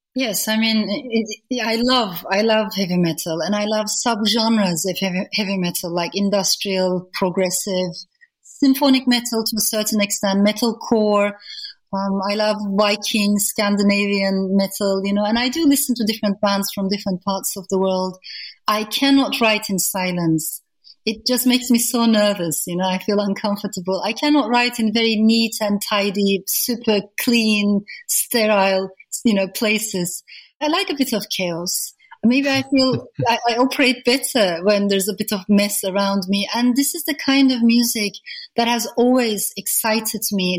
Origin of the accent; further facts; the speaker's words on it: Turkey; now in United Kingdom; growing up in Turkey.